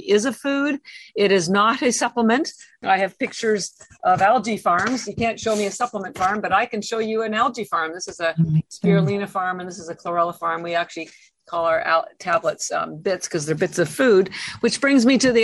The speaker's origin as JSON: {"language": "English", "country": "Canada", "moved": "as an adult", "lives_now": "Boston, United States"}